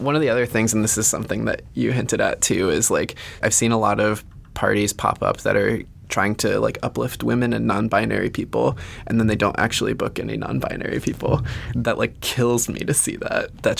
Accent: the South, United States; I grew up in the South.

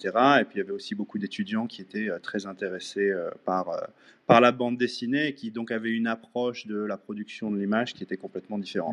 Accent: France; moved away as an adult; also born or lived in Angoulême, France; now in Vancouver, Canada; je suis français, basé au Canada depuis maintenant 14 ans.

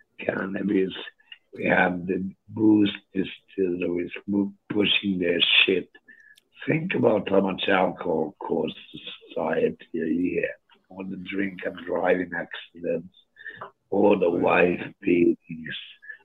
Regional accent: Stockholm, Stockholm County, Sweden; moved away; We're from Stockholm. But I ended up here because of tax.

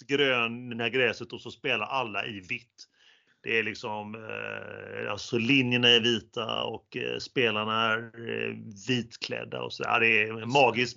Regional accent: Gothenburg, Västra Götaland, Sweden; accent: Gothenburg dialect (göteborgska); det där är göteborgska. Men eh, på, på både dig och mig

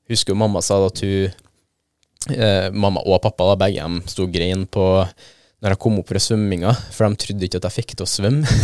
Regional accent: Trøndelag, Norway; Mest trolig pga. at jeg er trønder sjøl

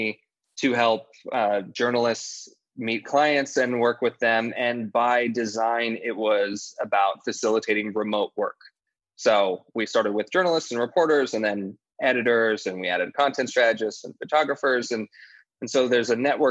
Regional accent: Idaho, United States; also born or lived in Latin America; now in New York City, United States; I am from Idaho.

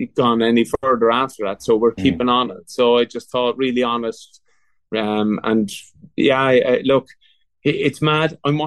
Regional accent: Cork, Munster, Ireland; now in Douglas, Ireland; I'm from Bishopstone, and our kids are going to school in Ballinloch.

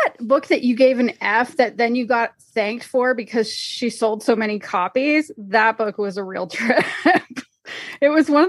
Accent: Canada; And so I grew up in Canada, it's called the Fellowship Baptist Fellowship.

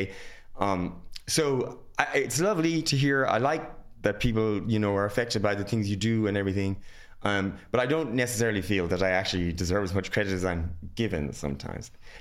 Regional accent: Ireland; I'm very Irish

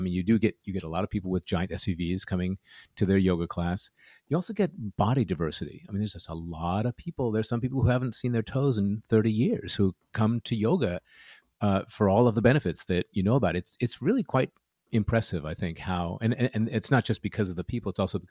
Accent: California, United States; And we're both from California, but I have really enjoyed living here for the last 20 some odd years.

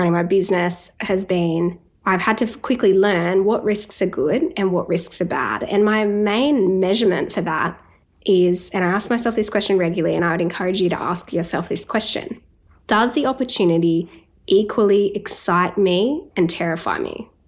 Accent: Newcastle, New South Wales, Australia; moved away; I was in Newcastle, my hometown

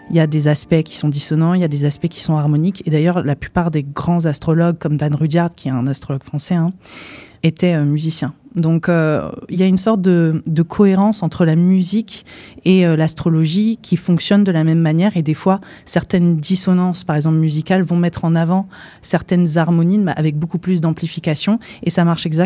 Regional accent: India; parce que j'ai grandi en Inde aussi, donc c'est un pays qui repose énormément sur euh, la pratique de l'astrologie.

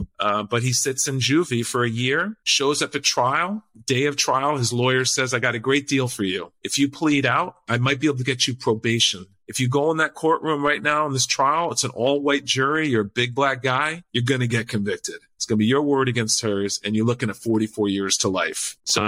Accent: Puerto Rico; I speak Spanish from growing up in Puerto Rico.

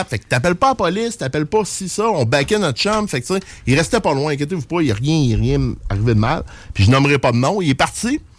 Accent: Saguenay, Quebec, Canada; Ben moi je viens de Saguenay, man. Je suis descendu pour ça.

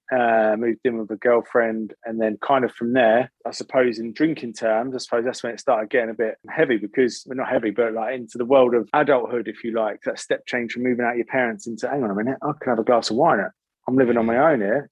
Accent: United Kingdom; born or raised there; also born or lived in Salt Lake City, Utah, United States

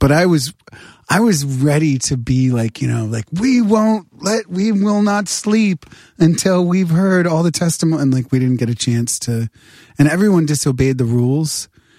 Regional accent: New Hampshire, United States; moved away; I grew up in New Hampshire.

